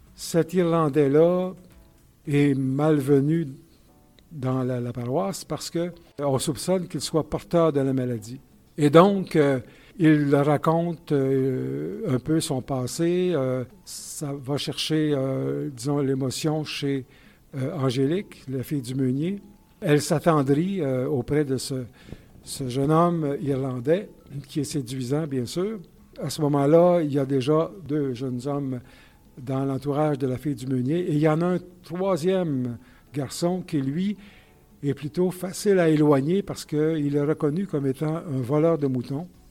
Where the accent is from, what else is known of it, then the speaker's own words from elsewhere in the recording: Saint-Césaire, Quebec, Canada; Saint-Césaire, qui est toujours mon patelin